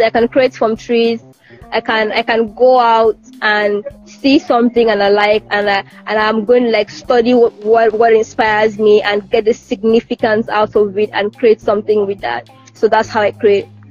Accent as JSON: {"language": "English", "town": "Calabar", "region": "Cross River", "country": "Nigeria", "said": "as a Nigerian student"}